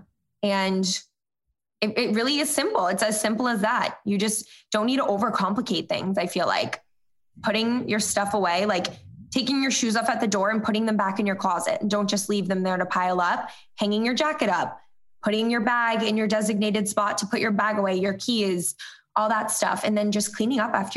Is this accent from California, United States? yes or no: no; Cape Cod, Massachusetts, United States; growing up on the Cape